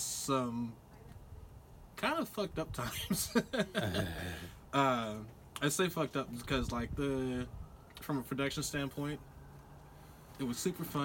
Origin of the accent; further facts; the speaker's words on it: Dallas, Texas, United States; I was born and raised in Dallas, Texas